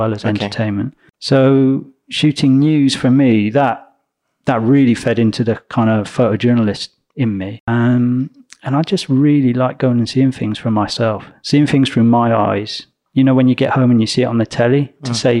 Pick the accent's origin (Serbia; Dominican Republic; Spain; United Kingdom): United Kingdom; Gloucestershire, South West England; accent: country bumpkin; As you can tell from my country bumpkin accent, I grew up in Gloucestershire.